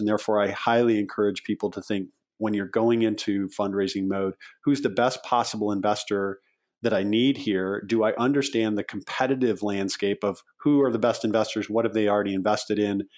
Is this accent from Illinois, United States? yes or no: yes; Chicago, Illinois, United States; I grew up sailing and I'm from the Chicago area. I grew up sailing on Lake Michigan.